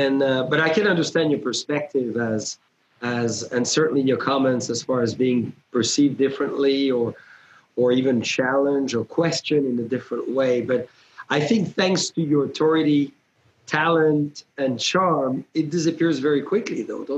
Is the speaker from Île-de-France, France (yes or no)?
no; Burgundy, Bourgogne-Franche-Comté, France; moved away; I was raised in Burgundy in France.